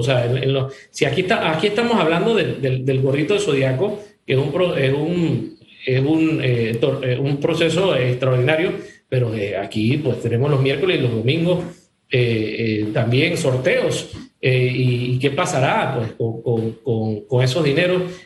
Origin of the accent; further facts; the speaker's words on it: Panama; como ciudadanos, como panameños